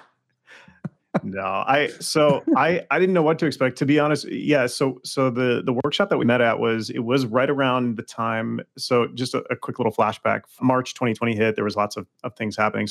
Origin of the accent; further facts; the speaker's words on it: Los Angeles, California, United States; I'm from Los Angeles